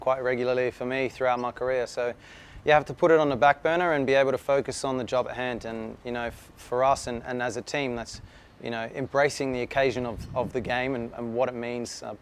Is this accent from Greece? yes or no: no; Adelaide, South Australia, Australia; born or raised there